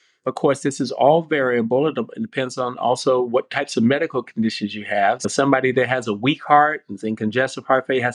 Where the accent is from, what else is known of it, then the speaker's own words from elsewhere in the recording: North Carolina, United States; I grew up in North Carolina. I call it North Cackalacky.